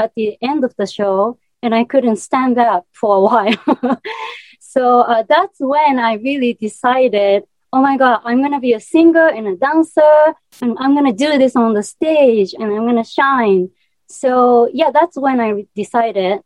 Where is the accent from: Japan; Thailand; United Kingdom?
Japan; English is a second language; moved away; I'm from such a small town in Japan, I'm from a countryside, like deep in mountain.